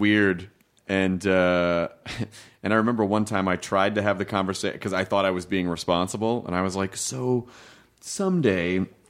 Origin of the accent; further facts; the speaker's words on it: Memphis, Tennessee, United States; also born or lived in Kentucky; I was born in Kentucky, but I grew up in Memphis.